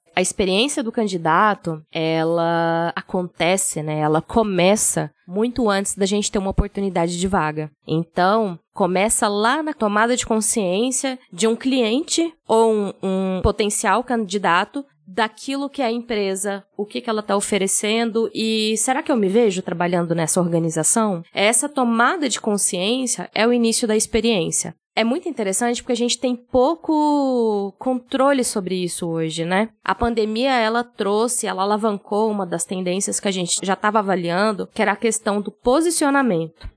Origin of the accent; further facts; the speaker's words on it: Goiás, Brazil; Sou goiana